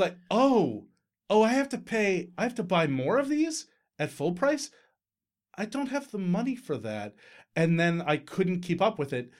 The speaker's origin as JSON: {"language": "English", "region": "Newfoundland and Labrador", "country": "Canada", "said": "we're Newfoundlanders. We're Newfoundlanders."}